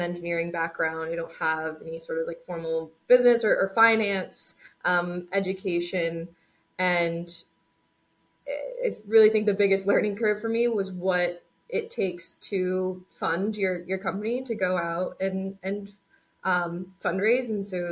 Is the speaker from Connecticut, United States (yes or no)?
yes; Connecticut, United States; So we're actually both from Connecticut. So we both grew up in Connecticut, attended WPI.